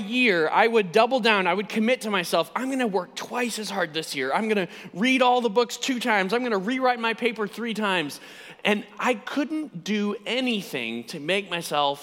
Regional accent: United States; You can immediately tell by my accent that I'm not from these parts. I am indeed from the United States, and this is my first visit to the UK

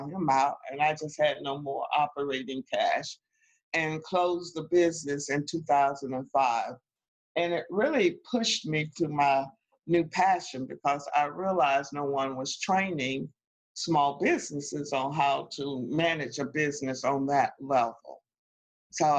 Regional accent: North Carolina, United States; moved away as an adult; also born or lived in Washington, D.C.; I'm originally from North Carolina

